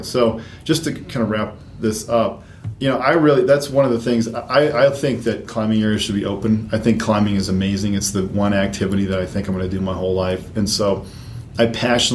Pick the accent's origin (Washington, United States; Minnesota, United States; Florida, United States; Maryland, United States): Minnesota, United States; rural south central; moved away; also born or lived in North Carolina; I grew up in rural Minnesota, South Central, wedged in a little stand trees wedged in between some soybean and corn fields